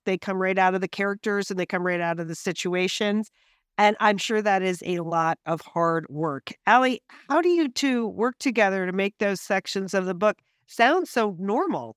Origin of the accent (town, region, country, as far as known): Pasadena, California, United States; born or raised there